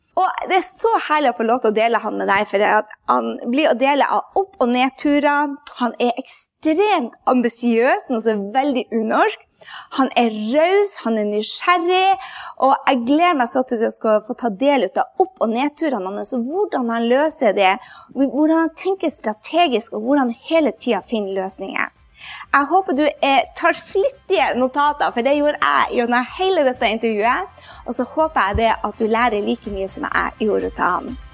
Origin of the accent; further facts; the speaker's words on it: Andenes, Nordland, Norway; fra Andøya, der jeg kommer fra. fra Andnes